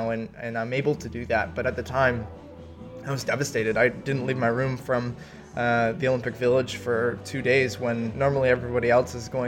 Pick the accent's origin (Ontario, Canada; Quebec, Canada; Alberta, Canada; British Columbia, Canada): Ontario, Canada; Milton; represented such an amazing country mm-hmm. and my hometown of Milton